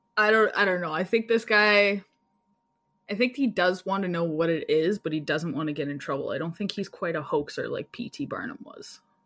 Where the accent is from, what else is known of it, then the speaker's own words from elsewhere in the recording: Canada; I'm Canadian